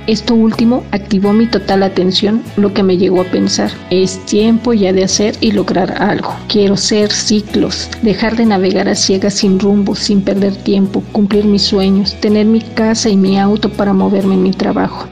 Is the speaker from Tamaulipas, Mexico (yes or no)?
no; Mexico City, Mexico; now in Bahía de Banderas, Mexico; Nací en Ciudad de México, aunque actualmente resido en Bahía de Banderas, Nayarit.